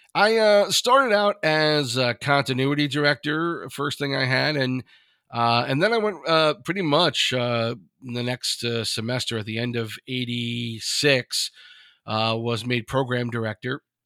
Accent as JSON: {"language": "English", "area": "Long Island", "region": "New York", "country": "United States", "tie": "born or raised there", "said": "where I grew up on Long Island"}